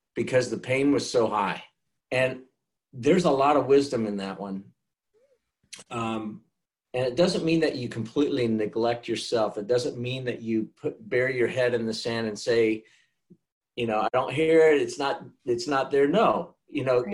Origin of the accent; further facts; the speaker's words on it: Kansas, United States; also born or lived in Cleveland, Ohio; now in Charlotte, United States; Charlotte's just home to me, even though I was raised in Kansas.